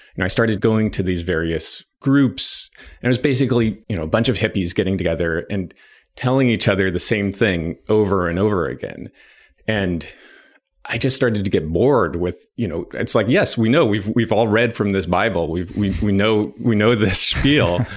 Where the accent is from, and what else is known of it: Nevada City, California, United States; born or raised there; also born or lived in Berkeley, California